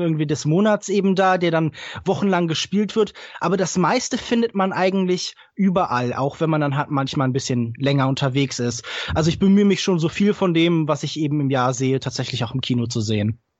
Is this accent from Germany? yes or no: yes; Heidelberg, Baden-Württemberg, Germany; ich komme ja aus Heidelberg